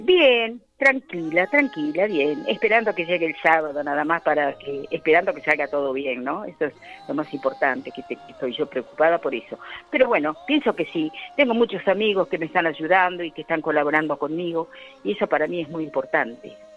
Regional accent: Olivos, Buenos Aires Province, Argentina; moved away as an adult; also born or lived in Azul; now in Pilar, Argentina; yo me crié en Olivos.

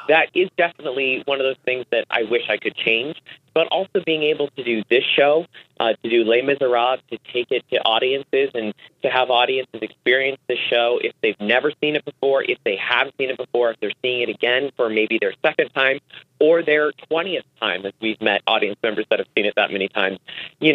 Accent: Arizona, United States; moved away as an adult; also born or lived in Tokyo, Japan; now in New York, United States; I grew up in Arizona

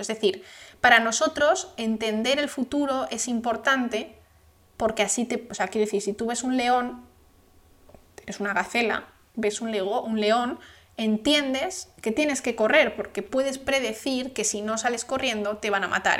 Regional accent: Spain; yo soy española

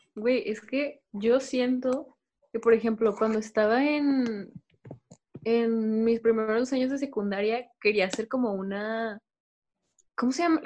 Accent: Monterrey, Nuevo León, Mexico; somos de Monterrey

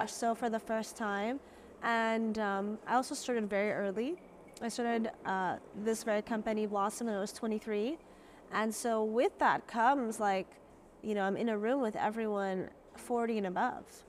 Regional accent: Jeddah, Makkah Province, Saudi Arabia; I grew up in Jeddah, um, which is the western part of Saudi Arabia

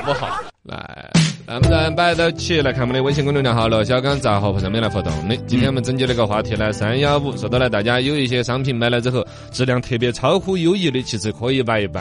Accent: China; 我们中国人不怎么吃

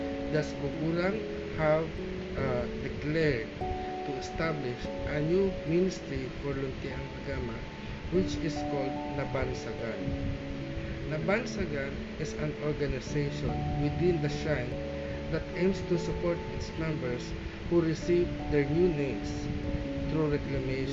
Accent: Philippines; we are being called as Filipino

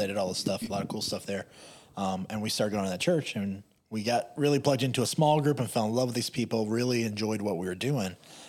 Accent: Hopkinsville, Kentucky, United States; also born or lived in Louisville / Columbus, Ohio; So we came home to Hopkinsville from Louisville with our tail tucked between our legs.

